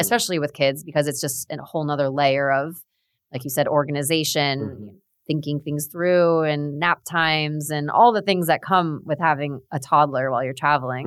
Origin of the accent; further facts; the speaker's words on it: South Florida, United States; Both of us are born and raised in South Florida